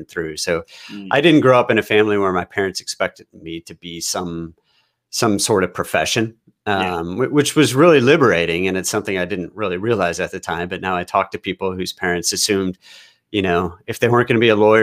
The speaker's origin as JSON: {"language": "English", "town": "St. Louis", "region": "Missouri", "country": "United States", "tie": "born or raised there", "also_born_or_lived": "Houston, Texas / Austin, Texas", "moved": "yes", "lives_now": "Seattle area, United States", "said": "I was technically, I was born in Houston, but I grew up in St. Louis."}